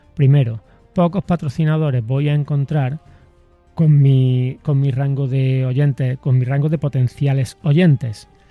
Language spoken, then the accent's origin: Spanish; Córdoba, Andalusia, Spain; de mi tier-, de mi tierra, de mi ciudad